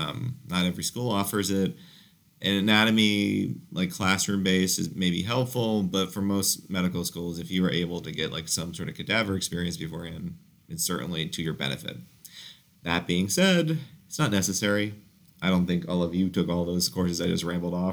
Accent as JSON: {"language": "English", "town": "Orlando", "region": "Florida", "country": "United States", "also_born_or_lived": "St. Louis", "lives_now": "Fort Lauderdale, United States", "said": "I'm from Orlando"}